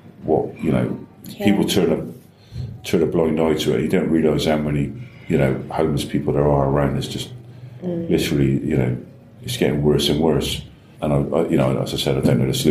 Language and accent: English; Bristol, South West England, United Kingdom; I was brought up in Brislington